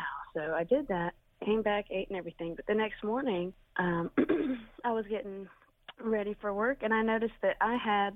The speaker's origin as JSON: {"language": "English", "region": "Southern Tennessee", "country": "United States", "accent": "Southern", "moved": "as an adult", "said": "I'm originally from Southern Tennessee, but I moved up here"}